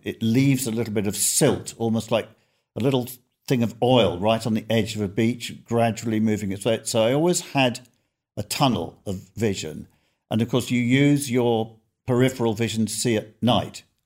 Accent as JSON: {"language": "English", "region": "London", "country": "United Kingdom", "tie": "born or raised there", "said": "Growing up in North London"}